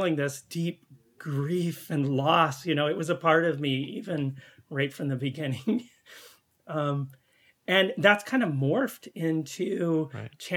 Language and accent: English; California, United States; moved away as an adult; also born or lived in Central Valley, California / Humboldt County, California / Chicago; now in Canada; I was born and raised in California on the best coast